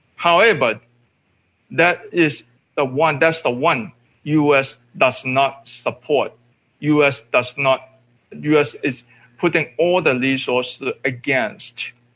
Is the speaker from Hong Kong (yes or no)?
yes; Hong Kong; moved away; I'm from Hong Kong. Uh, I am born in Hong Kong. I was uh, in labor movement in Hong Kong for close to 40 years